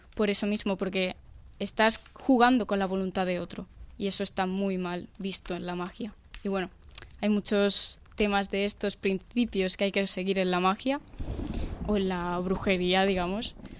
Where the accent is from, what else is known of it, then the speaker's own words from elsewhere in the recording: Extremadura, Spain; mi pueblo, Extremadura, en Extremadura